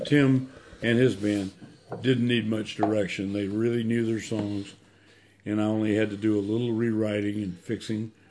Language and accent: English; Anniston, Alabama, United States; I'm from Anniston, Alabama.